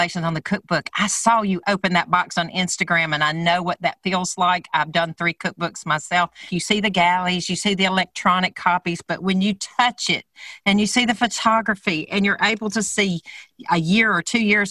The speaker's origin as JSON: {"language": "English", "region": "Alabama", "country": "United States", "tie": "born or raised there", "said": "my home state of Alabama"}